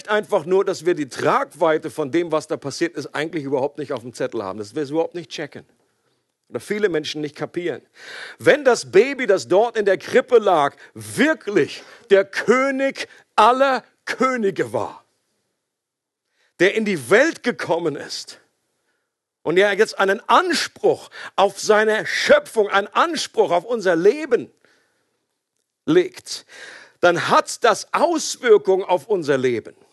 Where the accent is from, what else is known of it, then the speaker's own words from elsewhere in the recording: Switzerland; oder wir können an dieser Stelle nicht mehr neutral bleiben, selbst als Schweizer nicht.